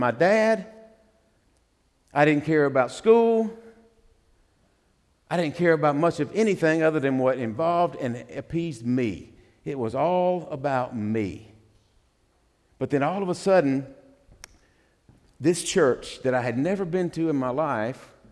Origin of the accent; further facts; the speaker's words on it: the Bible Belt, United States; I grew up in the Bible Belt